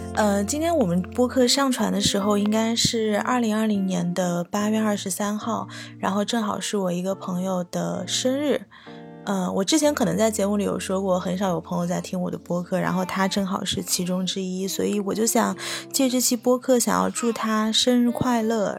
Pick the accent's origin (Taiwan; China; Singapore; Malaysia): China; moved away as an adult; also born or lived in United States; 我在中国长大并没有很洋气的气质